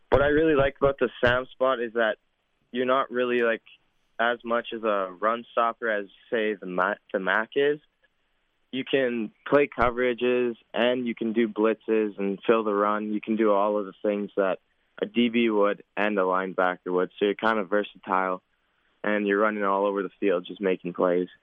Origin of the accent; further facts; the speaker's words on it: Saskatoon, Saskatchewan, Canada; my hometown fans